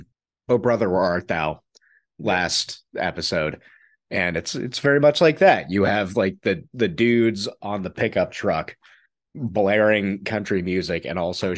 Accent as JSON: {"language": "English", "town": "Nashville", "region": "Tennessee", "country": "United States", "tie": "born or raised there", "said": "I grew up around Nashville."}